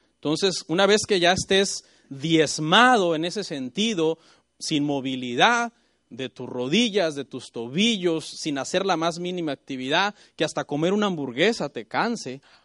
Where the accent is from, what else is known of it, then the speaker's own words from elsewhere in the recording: Mexico; Yo soy mexicano